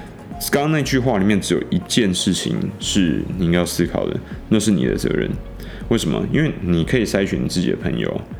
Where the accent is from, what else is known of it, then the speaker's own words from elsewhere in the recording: Taiwan; 因为我们台湾人整体来说比较传统，我们并没有经历过这个对岸的文革嘛